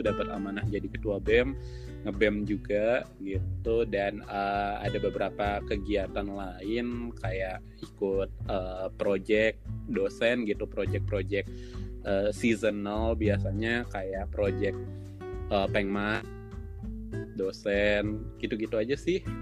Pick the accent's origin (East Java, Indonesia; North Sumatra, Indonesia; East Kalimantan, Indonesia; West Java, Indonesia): East Kalimantan, Indonesia; Balikpapan; Iya, aku asli Balikpapan, lahir besar di Balikpapan juga